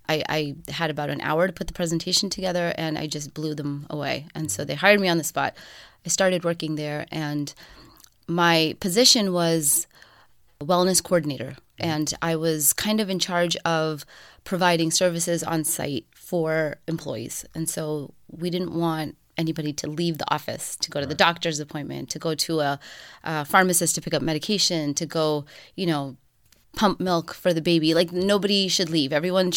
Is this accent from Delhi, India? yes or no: no; Punjab, India; moved away; So I'm North Indian. I'm Punjabi. My dad, you know, he's a self-made man. We immigrated from India, and he came alone for a while.